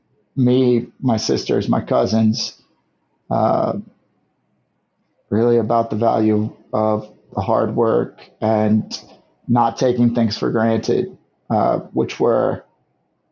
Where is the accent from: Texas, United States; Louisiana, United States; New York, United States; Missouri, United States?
Missouri, United States; St. Louis; also born or lived in Guam; I grew up in St. Louis, Missouri with my mom and dad and our two little sisters